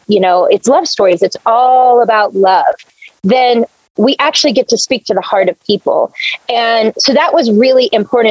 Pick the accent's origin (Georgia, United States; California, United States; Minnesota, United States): Georgia, United States; Blackshear; moved away; my hometown in Blackshear, Georgia